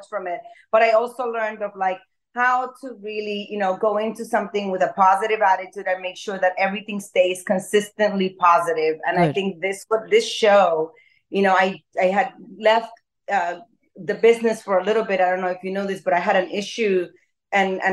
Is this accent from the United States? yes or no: no; Dominican Republic; growing up in Dominican Republic